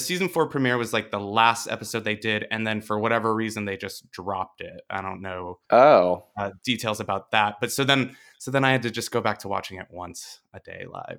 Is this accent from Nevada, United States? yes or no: yes; Las Vegas, Nevada, United States; In Vegas, I grew up in Las Vegas.